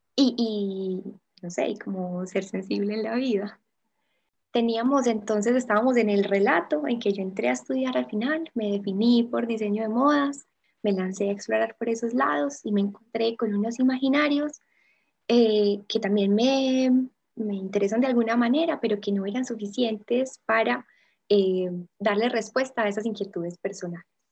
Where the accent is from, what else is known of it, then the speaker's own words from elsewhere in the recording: Envigado, Antioquia, Colombia; toda la vida envigado